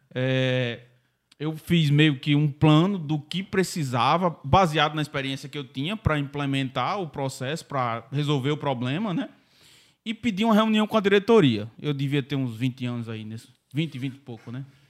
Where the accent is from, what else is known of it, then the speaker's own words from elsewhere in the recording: Mossoró, Rio Grande do Norte, Brazil; eu nasci em Mossoró